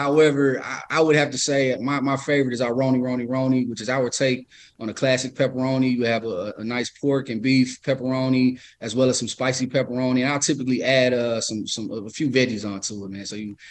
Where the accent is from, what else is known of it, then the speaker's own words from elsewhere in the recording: the South, United States; I mean, we grew up on, you know, being some guys from the South.